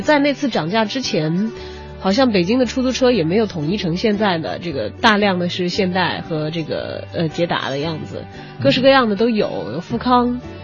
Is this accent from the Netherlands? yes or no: no; Chongqing, China; moved away as an adult; now in Beijing, China; 在我的家乡是看不到这样的场景的。嗯。因为重庆基本上一年四季都有绿叶植物